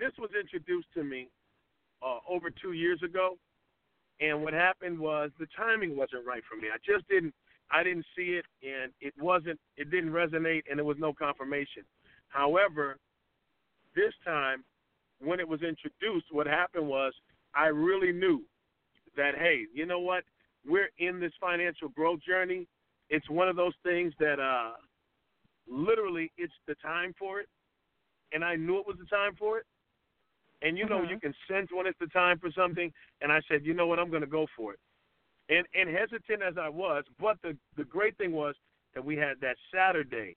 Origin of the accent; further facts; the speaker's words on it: Boston, Massachusetts, United States; moved away as an adult; also born or lived in Atlanta, Georgia; now in Conyers, United States; I'm from Boston, Massachusetts. I came to Atlanta back in 2002